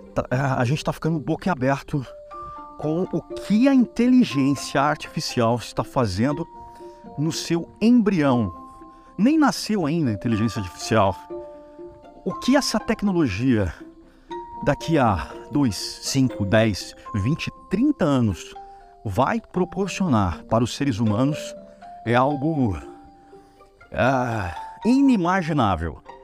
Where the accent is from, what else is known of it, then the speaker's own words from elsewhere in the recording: Brazil; nós somos brasileiros